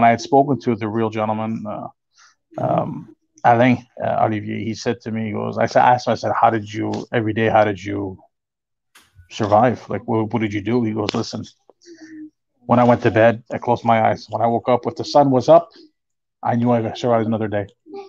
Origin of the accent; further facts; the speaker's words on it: Canada; And being Canadian, eh? We're nice people, pretty much, as they say.